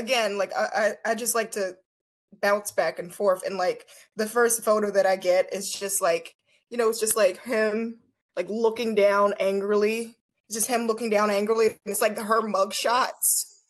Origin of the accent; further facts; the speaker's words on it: Philadelphia, Pennsylvania, United States; I'm from Philly